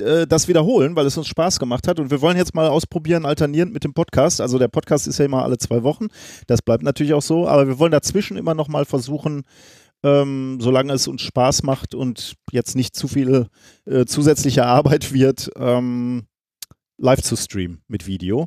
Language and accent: German; Germany; als Deutsche